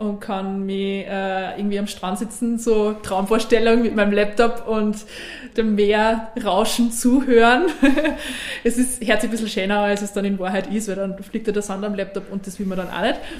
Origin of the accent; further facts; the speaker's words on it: Suben, Upper Austria, Austria; moved away; also born or lived in Vienna; in meiner Heimatgemeinde in Suben